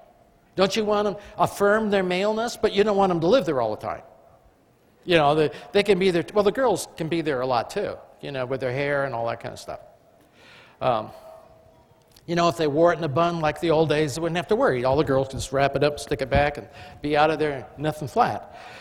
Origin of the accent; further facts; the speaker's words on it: England, United Kingdom; I mean, I am English, but I flunked it in school.